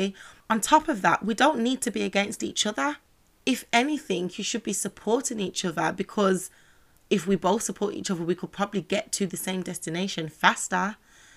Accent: Birmingham, West Midlands, United Kingdom; I'm from Birmingham, so classic places would be Dudley Road, Soho Road

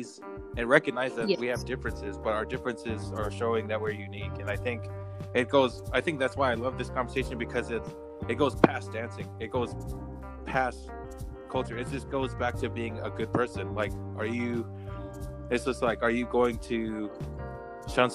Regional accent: the South, United States; also born or lived in Orlando, Florida; I grew up in the South

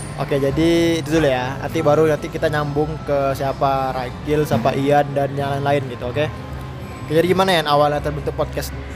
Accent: Batam, Riau Islands, Indonesia; moved away as an adult; aku dari Batam

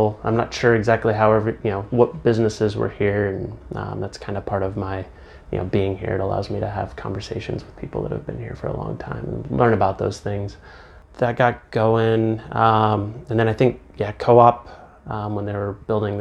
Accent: Phillips, Nebraska, United States; also born or lived in Omaha, Nebraska; now in Aurora, United States; I grew up in Phillips, and, you know, went to school in Aurora

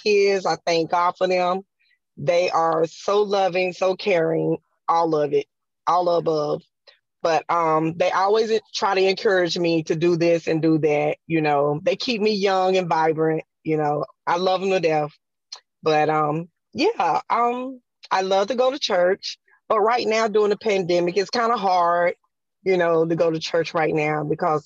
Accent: South Carolina, United States; I'm from South Carolina

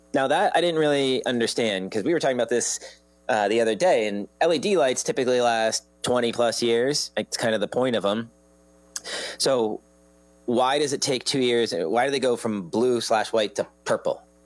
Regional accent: Old Saybrook, Connecticut, United States; I grew up in Old Saybrook

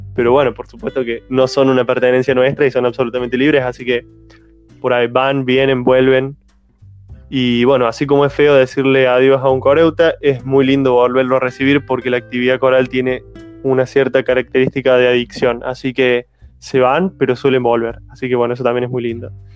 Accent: Montecristo, Córdoba, Argentina; de Córdoba Capital, que se llama Montecristo, y es el lugar donde yo nací y viví siempre

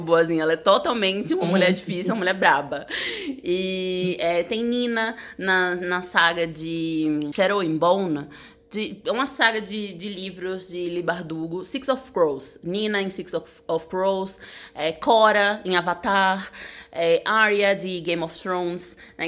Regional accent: Aracaju, Sergipe, Brazil; moved away; Eu sou de Aracaju

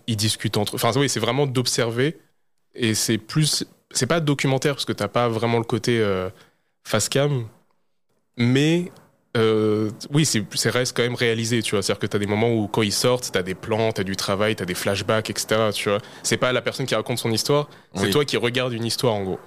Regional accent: France; pour nous en tant que Français

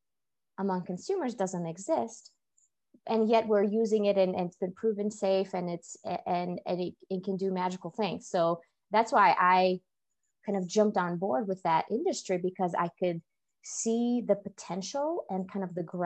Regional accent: Russia; moved away; I was actually born and raised in Russia in a relatively small science-based town that was founded to support a nuclear research facility.

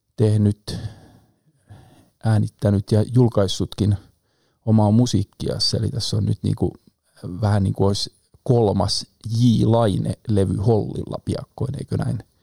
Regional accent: Pori, Satakunta, Finland; also born or lived in Rauma; pidän itseäni perusporilaisena

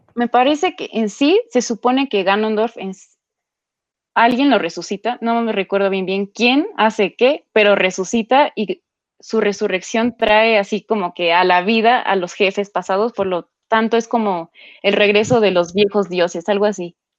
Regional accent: Mexico; como mexicanos

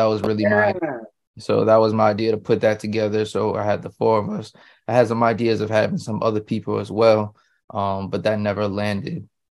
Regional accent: Queens, New York, United States; Yeah, Queens.

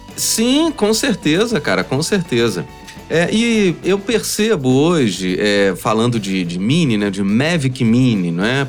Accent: São João del-Rei, Minas Gerais, Brazil; moved away; eu sou de São João Del Rei

